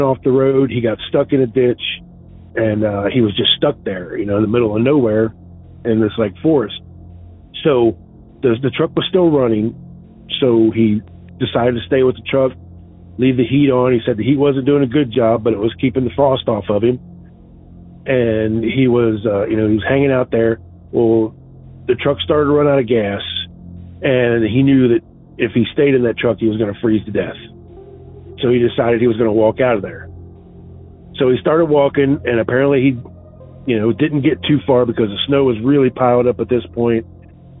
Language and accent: English; Cincinnati, Ohio, United States; I'm from Cincinnati.